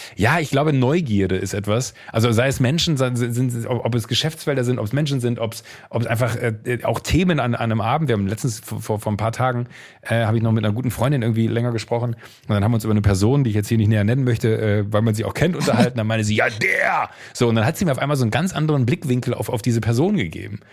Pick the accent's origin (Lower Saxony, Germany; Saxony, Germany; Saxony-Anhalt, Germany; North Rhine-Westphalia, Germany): North Rhine-Westphalia, Germany; Viersen district, Mönchengladbach area; im rheinischen äh, da, äh, Kreis Viersen, Mönchengladbach, die Ecke, wo ich herkomme